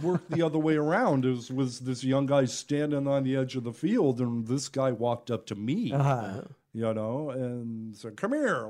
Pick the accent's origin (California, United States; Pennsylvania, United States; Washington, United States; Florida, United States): California, United States; San Francisco Bay Area; Originally, I grew up in the Bay Area, the San Francisco Bay Area.